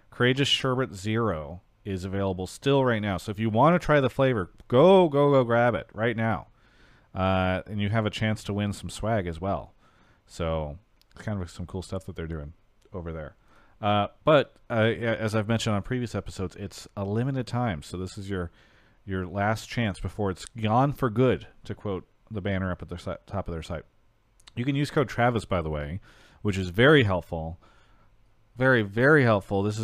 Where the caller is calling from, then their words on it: Toronto, Ontario, Canada; I'm calling from Toronto, Ontario, Canada.